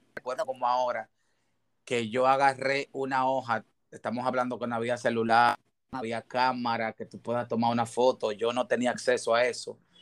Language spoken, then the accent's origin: Spanish; Bajos de Haina, San Cristóbal, Dominican Republic; also born or lived in Santo Domingo; Yo nazco en Santo Domingo, un 3 de agosto del 82, tengo 40 años eh, soy nativo de Jaina